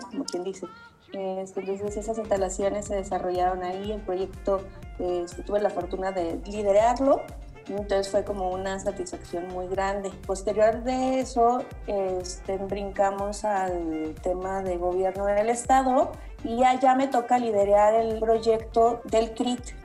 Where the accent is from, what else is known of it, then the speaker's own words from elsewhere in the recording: Uruapan, Michoacán, Mexico; also born or lived in Morelia; soy de Uruapan. Entonces llegué a, a Morelia, a la universidad